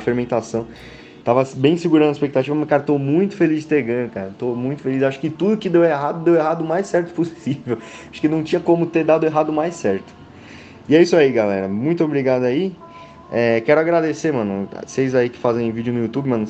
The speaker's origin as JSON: {"language": "Portuguese", "region": "São Paulo", "country": "Brazil", "said": "Sou de São Paulo"}